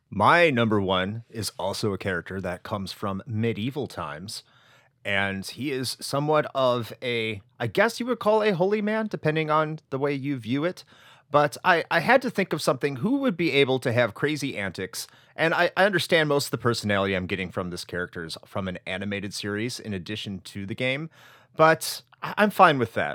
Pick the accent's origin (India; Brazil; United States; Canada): United States; I'm an American